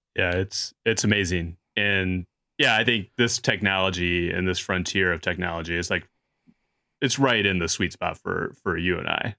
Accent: Chicago, Illinois, United States; growing up in Chicago

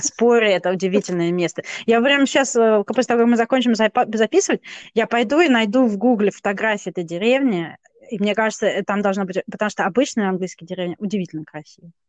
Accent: Kazakhstan; moved away; я родилась в Казахстане по стечению обстоятельств

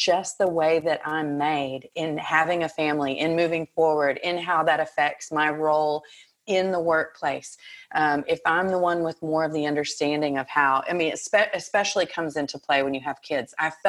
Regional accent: Texas, United States; now in Montreal, Canada; Well, I grew up in Texas. I know you can't tell from my accent because now it's gone completely, right?

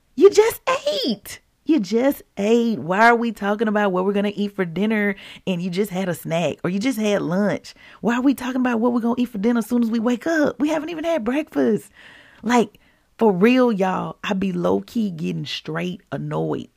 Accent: Mississippi, United States; I grew up in Mississippi

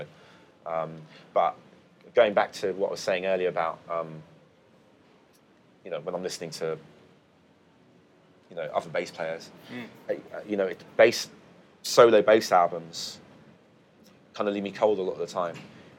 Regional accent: United Kingdom; I mean, I grew up in the UK, so when he says I'm from Jamaica, he's kind of, it's not just him making it up.

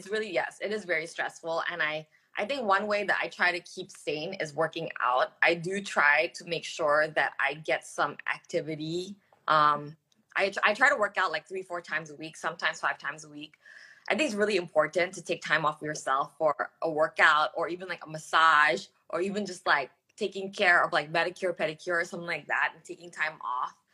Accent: Singapore; also born or lived in Australia / United States; now in Jakarta, Indonesia; I grew up overseas. I grew up in Singapore and in Australia, and I went to school in the U.S. And you know, um, Jakarta is the longest city I've lived in, right?

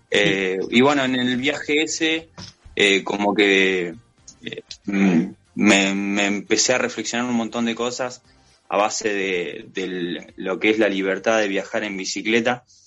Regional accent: General Las Heras, Buenos Aires Province, Argentina; yo soy de General Las Heras, provincia de Buenos Aires

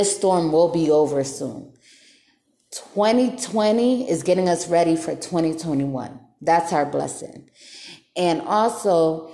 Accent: Bridgeport, Connecticut, United States; moved away as an adult; now in North Las Vegas, United States; I'm from Bridgeport, Connecticut. And I'm not hating on my city

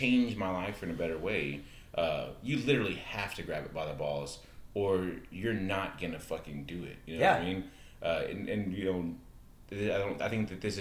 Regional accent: United States

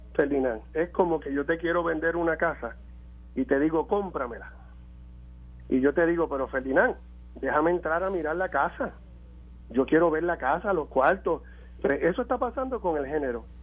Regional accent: Puerto Rico; nosotros como puertorriqueños

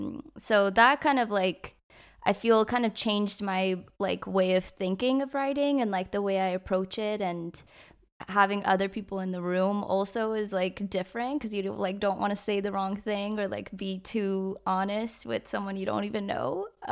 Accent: San Francisco, California, United States; now in Los Angeles, United States; I grew up in the Bay, so in like San Francisco area, and then I moved here about like 6 years ago for music

